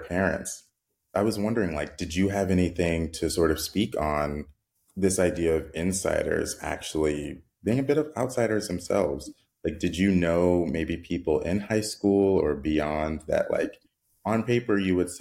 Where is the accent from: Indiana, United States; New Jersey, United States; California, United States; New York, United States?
California, United States; San Bernardino; moved away as an adult; now in Los Angeles, United States; I grew up in San Bernardino, which is not a small town, but it is smaller compared to where I'm at now